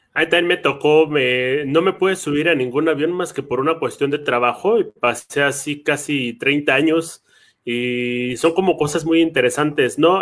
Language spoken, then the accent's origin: Spanish; Mexico City, Mexico; los dos venimos de barrio, ¿no? Yo vengo de Tlalpan